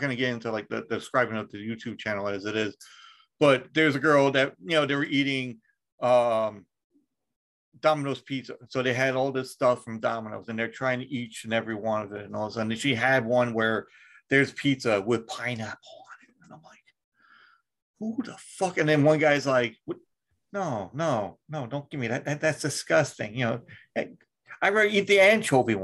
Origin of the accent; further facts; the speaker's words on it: United States; I'm American